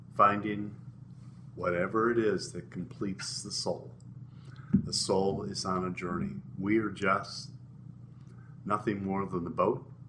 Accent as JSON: {"language": "English", "region": "Midwest", "country": "United States", "tie": "born or raised there", "said": "I grew up in the Midwest."}